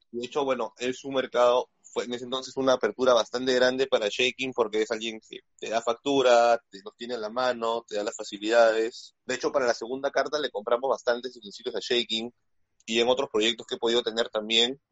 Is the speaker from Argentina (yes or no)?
no; Peru; como buen peruano